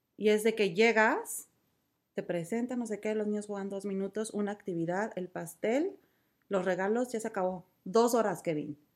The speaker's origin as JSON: {"language": "Spanish", "region": "Mexico City", "country": "Mexico", "tie": "born or raised there", "also_born_or_lived": "Xochimilco", "moved": "as an adult", "lives_now": "Vancouver, Canada", "said": "soy de Coapa. Y yo crecí"}